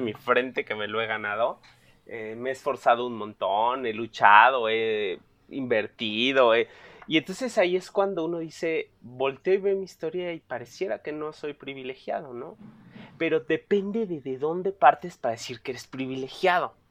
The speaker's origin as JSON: {"language": "Spanish", "region": "Mexico City", "country": "Mexico", "tie": "born or raised there", "said": "yo nací enfrente de Tepito, en Tlatelolco, fui a una escuela pública"}